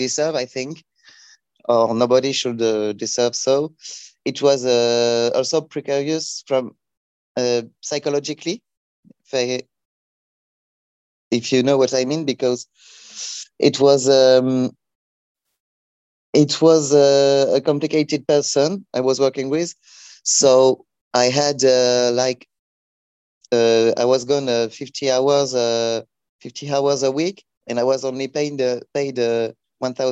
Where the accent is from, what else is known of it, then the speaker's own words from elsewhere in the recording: next to Luxembourg, Grand Est, France; I'm coming from France. In the northeast, next to Luxembourg